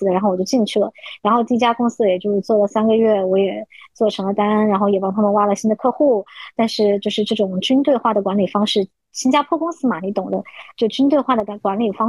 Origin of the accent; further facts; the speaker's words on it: China; moved away as an adult; now in Hong Kong; 我们其实从内地过来读大学的人，就是优势不是特别明显，因为我们的广东话毕竟不是 native 嘛